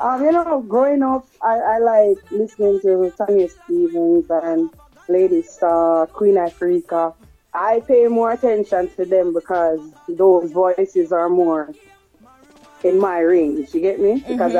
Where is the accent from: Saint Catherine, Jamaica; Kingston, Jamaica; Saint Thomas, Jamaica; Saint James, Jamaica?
Saint Catherine, Jamaica; Portmore; Growing up in Portmore, I would say it was just nice and normal, you know, nothing extraordinary, just normal.